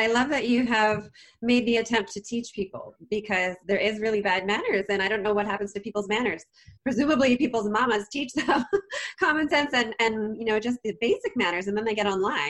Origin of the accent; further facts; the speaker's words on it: Canada; because I'm Canadian